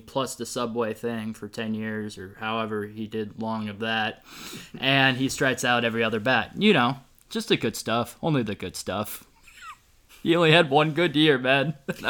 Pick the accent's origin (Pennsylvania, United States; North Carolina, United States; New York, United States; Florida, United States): Pennsylvania, United States; Philadelphia; also born or lived in Indianapolis; I was born in Philly. I moved to Indianapolis, so that's why I'm a Colts fan. And then I moved back to Philadelphia, and I picked up watching the Philadelphia Phillies.